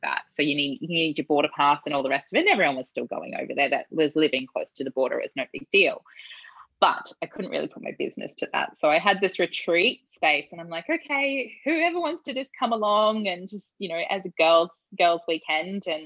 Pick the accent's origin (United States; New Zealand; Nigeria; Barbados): New Zealand; I grew up in New Zealand